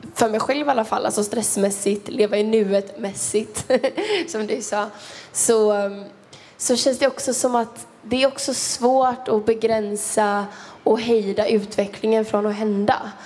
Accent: Kungsbacka, Halland County, Sweden; om vi har rinnande kranvatten i Kungsbacka där jag är från

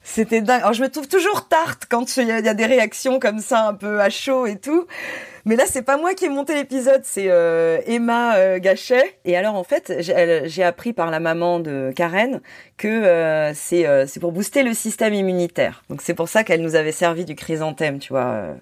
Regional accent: Corsica, France; now in Paris, France; j'ai grandi en Corse

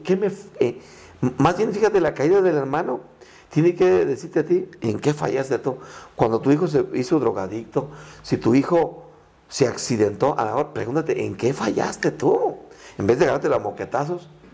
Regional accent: Tierra Caliente, Michoacán, Mexico; first language Purépecha; Spanish is a second language; vengo de Tierra Caliente

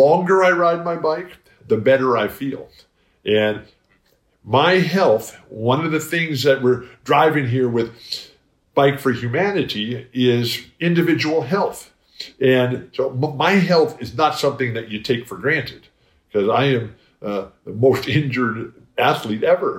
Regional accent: San Diego, California, United States; I live in my hometown of San Diego.

